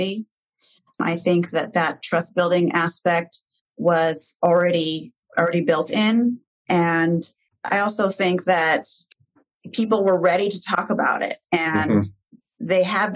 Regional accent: Portland, Oregon, United States; this is my hometown community

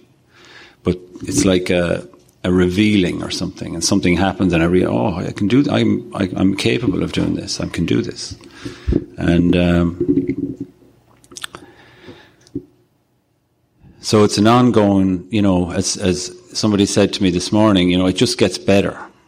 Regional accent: Ireland; I'm a sexaholic from Ireland

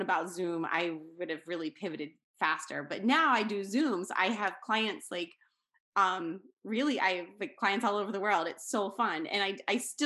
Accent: Pennsylvania, United States; I'm from Pennsylvania in the United States

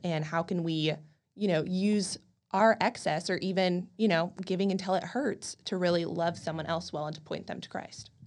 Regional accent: College Station, Texas, United States; also born or lived in Dallas; I grew up in College Station, Texas

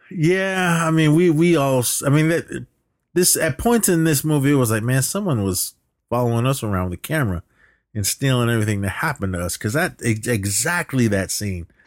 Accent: Oakland, California, United States; I lived down in the flatlands of Oakland

